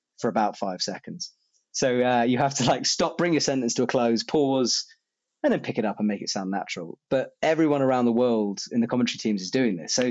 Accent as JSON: {"language": "English", "country": "United Kingdom", "moved": "as an adult", "lives_now": "France", "said": "I am British"}